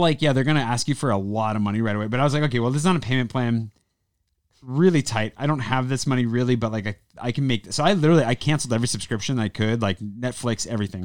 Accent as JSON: {"language": "English", "country": "United States", "moved": "yes", "lives_now": "France", "said": "being American"}